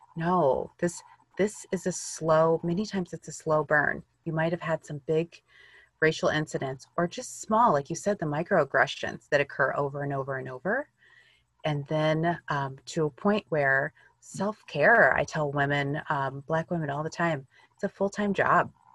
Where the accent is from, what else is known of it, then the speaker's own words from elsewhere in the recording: Illinois, United States; I grew up in Illinois, in the US